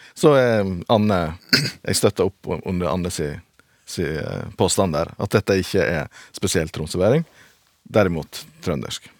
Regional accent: Sogn, Vestland, Norway; accent: Sognamål; jeg snakker sognamål.

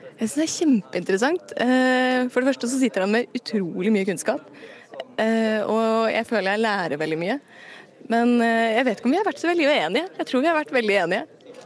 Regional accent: Asker, Akershus, Norway; jeg kommer jo fra Asker

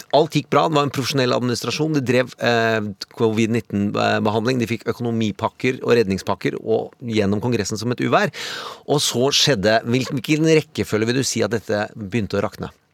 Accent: Indre Østfold, Norway; jeg kommer fra Indre Østfold

